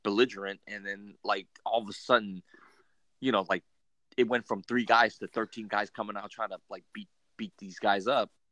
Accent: California, United States; so we're from California.

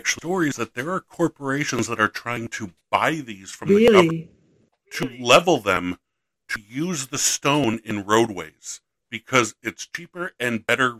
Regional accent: Buffalo, New York, United States; I'm from Western New York. I'm from the Buffalo area, which was all native.

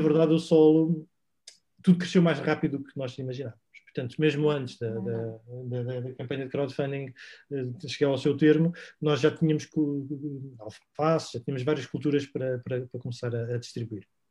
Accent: Sintra, Lisbon, Portugal; nós somos de Sintra, vivemos na zona de Colares

